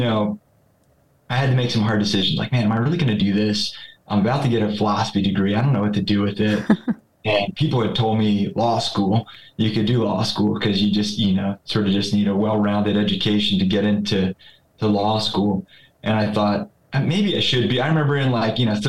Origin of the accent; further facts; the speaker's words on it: Philadelphia, Pennsylvania, United States; I'm originally from, since I was 4 years old, I've lived in Philadelphia, Pennsylvania, suburbs of Philadelphia